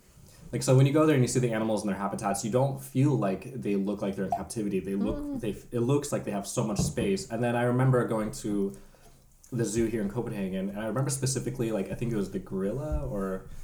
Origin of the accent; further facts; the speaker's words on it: San Diego, California, United States; moved away as an adult; now in Denmark; where I grew up in San Diego, we have the world's biggest zoo.